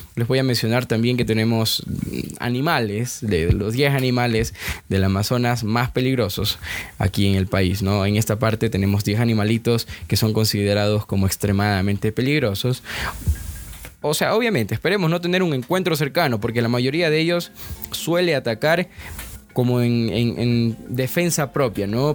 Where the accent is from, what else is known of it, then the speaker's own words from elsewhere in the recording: Ecuador; nosotros los ecuatorianos